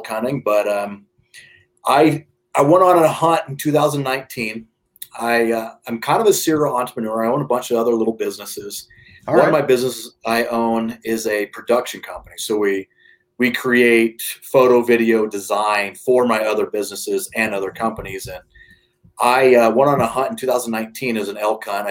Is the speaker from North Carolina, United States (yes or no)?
no; Nebraska, United States; moved away as an adult; now in Colorado, United States; I grew up in the Midwest, Nebraska